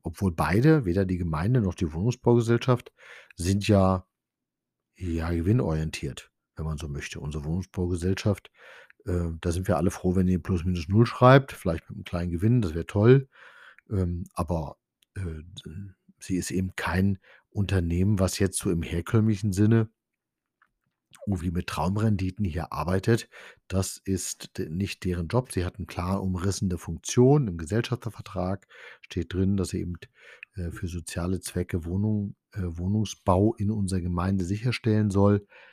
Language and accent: German; Diedersdorf, Brandenburg, Germany; bei uns in Diedersdorf